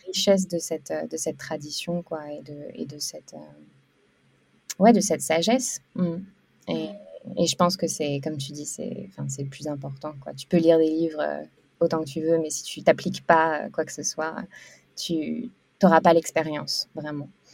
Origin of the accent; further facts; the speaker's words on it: France; moved away as an adult; also born or lived in Lille / Canada / Australia / India; now in Bali, Indonesia; suis française à l'origine, mais je suis, euh, je, suis, je suis une grande voyageuse